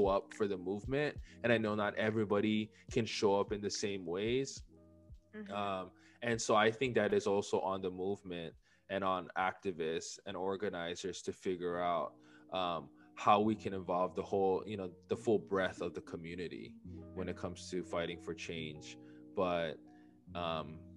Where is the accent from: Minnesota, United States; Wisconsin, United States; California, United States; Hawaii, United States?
Hawaii, United States; we're both from Hawaii